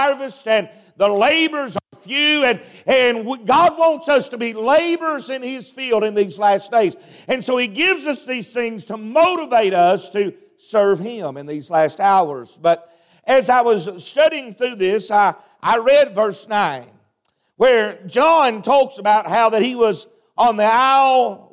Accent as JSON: {"language": "English", "region": "Appalachia", "country": "United States", "said": "I'm from Appalachian America"}